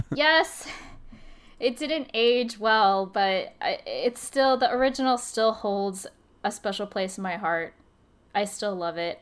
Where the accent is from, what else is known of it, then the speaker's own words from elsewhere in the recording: New Jersey, United States; I'm from Jersey